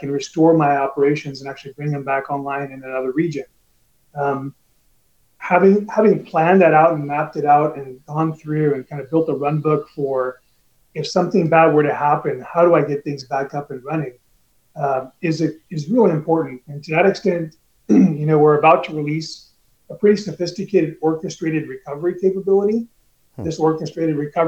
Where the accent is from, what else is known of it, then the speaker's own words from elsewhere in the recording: California, United States; I grew up in California